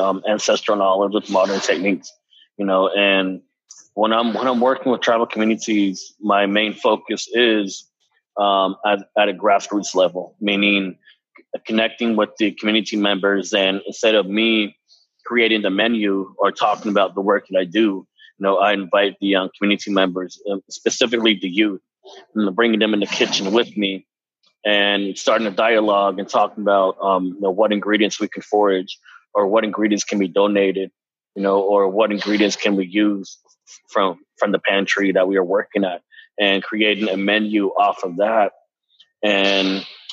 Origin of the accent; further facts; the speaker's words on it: Dennehotso, Arizona, United States; now in Saint Paul, United States; my hometown on the Navajo Nation, the community of the Nahotso